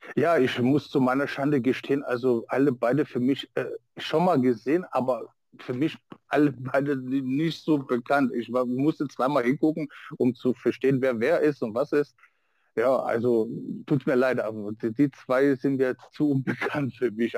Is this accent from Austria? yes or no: no; Niedernhausen, Hesse, Germany; bei uns in Niedernhausen